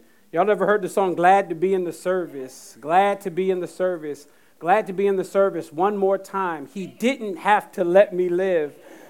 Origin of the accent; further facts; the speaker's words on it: Jacksonville, North Carolina, United States; I grew up, one of the places I grew up was in Jacksonville, North Carolina.